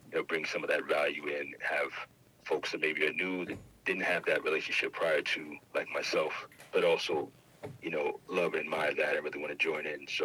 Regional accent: New York, United States; also born or lived in Durham; I'm you know from New York, but I went to high school and college in Durham.

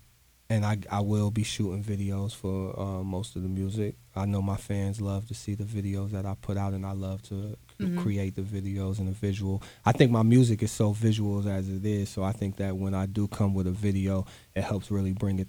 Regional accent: Brooklyn, New York, United States; But you know, I'm from Brooklyn, so.

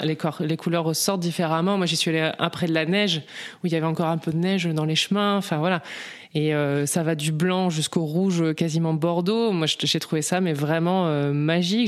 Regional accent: north of France, France; moved away as an adult; now in Vaucluse, France; je suis originaire du nord de la France

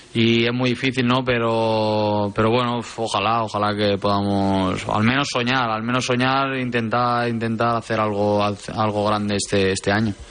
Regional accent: Spain; en España, en ciertos lugares, somos muy críticos

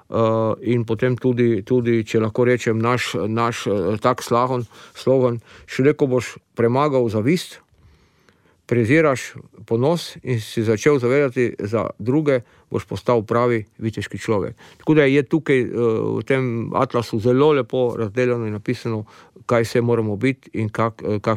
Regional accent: Slovenia; najbolj aktivni so Avstrici in normalno Slovenci smo zraven.

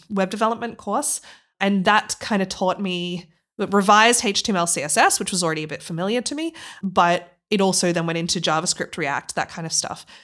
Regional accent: Australia; moved away as an adult; now in Leipzig, Germany; I'm originally from Australia

